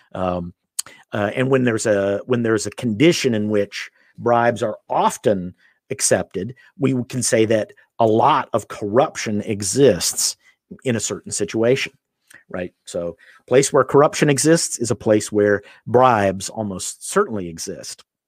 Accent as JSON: {"language": "English", "country": "United States", "said": "I'm from the United States"}